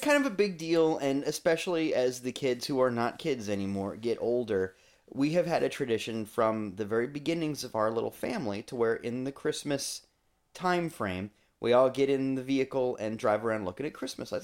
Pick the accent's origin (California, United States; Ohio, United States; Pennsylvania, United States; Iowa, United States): Iowa, United States; now in Florida, United States; I am a Midwesterner at heart still.